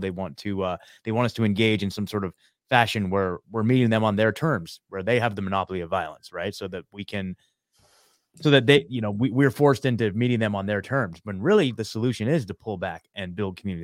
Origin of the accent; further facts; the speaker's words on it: Oregon, United States; moved away as an adult; also born or lived in Eugene, Oregon; now in Nashville, United States; I, I born and raised in Oregon, I lived in Eugene, Oregon for the last, uh, you know, ten years